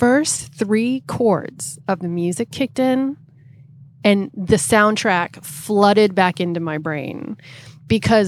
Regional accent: outside Boston, Massachusetts, United States; I grew up outside Boston

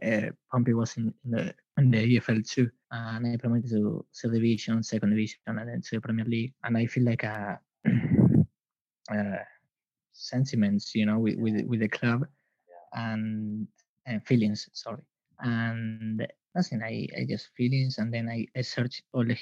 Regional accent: Buenos Aires, Argentina; English is a second language; I'm from Argentina

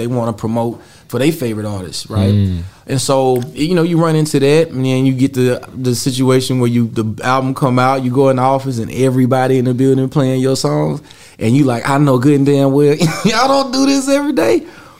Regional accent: the South, United States; It was still some great people we met there, and then even with me, it was the understanding that I'm from the South. I'm from a place that a lot of people haven't even been, right?

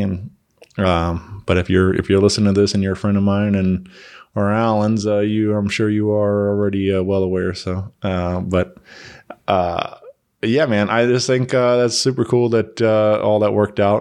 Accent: Wentzville, Missouri, United States; my hometown, you know, in Wentzville

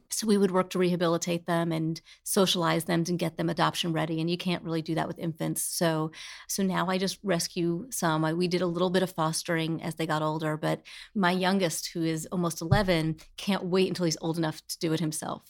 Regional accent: New Jersey, United States; I grew up in Jersey on a hill.

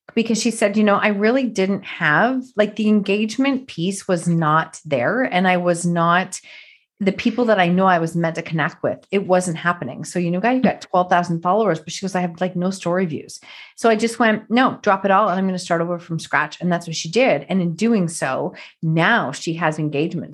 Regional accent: Canada; another fellow Canadian

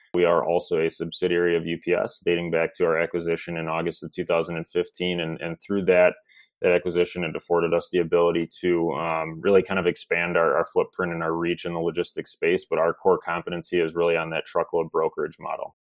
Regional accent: Milwaukee, Wisconsin, United States; I grew up in the you know the suburbs of Milwaukee

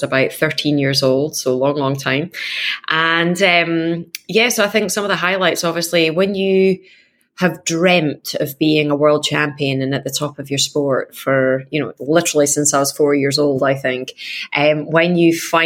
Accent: Scotland, United Kingdom; I am Scottish

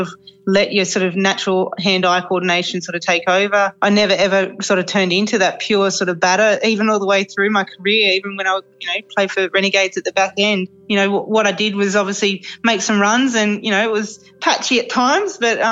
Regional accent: Canberra, Australian Capital Territory, Australia; moved away; Born and bred in Canberra

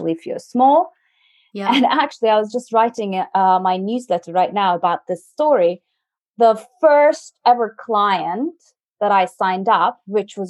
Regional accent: Turkey; moved away as an adult; also born or lived in France; now in United Kingdom; I'm originally from Turkey, and I moved to France when I was 19, studied there

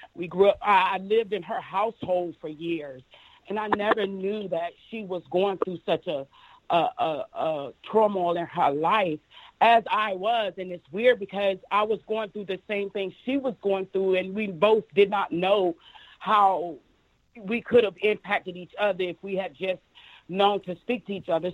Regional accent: Panama City, Florida, United States; I'm originally born and raised in Panama City

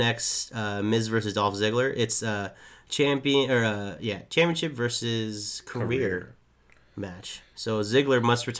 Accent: Bay Area, California, United States; If you guys didn't know, we're from the Bay Area

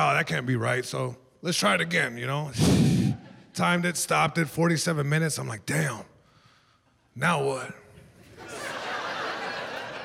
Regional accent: Long Beach, California, United States; I'm from Long Beach, California, born and raised

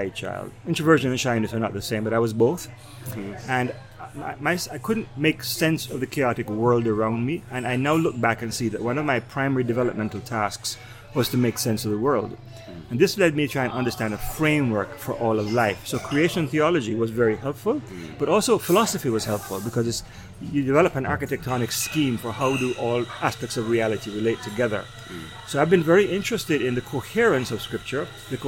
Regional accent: Jamaica; moved away as an adult; now in New York, United States; Family still in Jamaica. We go back once or twice a year.

